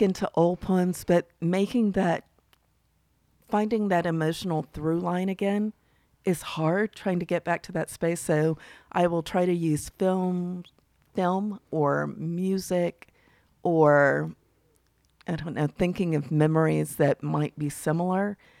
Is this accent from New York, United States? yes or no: no; Mississippi, United States; being a Southerner, particularly from Mississippi